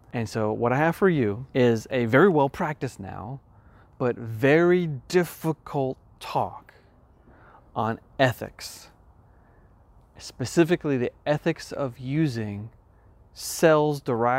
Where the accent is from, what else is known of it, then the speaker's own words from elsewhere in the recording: New York, United States; For example, I come from New York.